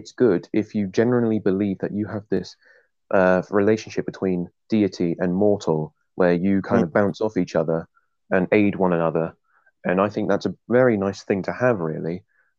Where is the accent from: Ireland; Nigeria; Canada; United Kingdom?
United Kingdom; England; I'm English.